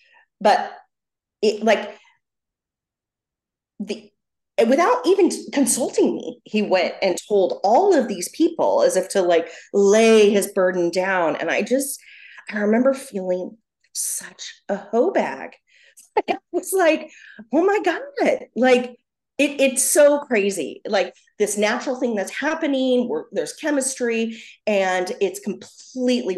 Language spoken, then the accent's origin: English; New York, United States; moved away as an adult; now in Southern California, United States; I'm from New York